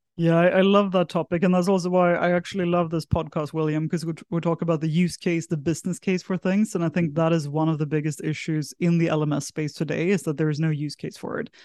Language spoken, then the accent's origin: English; south of Sweden, Sweden; moved away as an adult; also born or lived in San Francisco; now in Singapore; I'm originally from Sweden, grew up in a small village in the south of Sweden, moved across to Singapore when I was eighteen